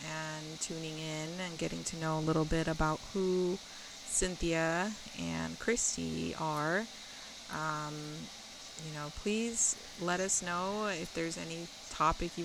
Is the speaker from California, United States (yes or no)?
yes; near the Bay Area, California, United States; I grew up near the Bay Area ish